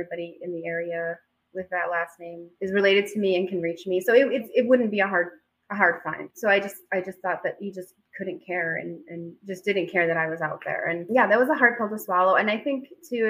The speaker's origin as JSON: {"language": "English", "town": "Chicago", "region": "Illinois", "country": "United States", "tie": "born or raised there", "said": "I grew up in Chicago"}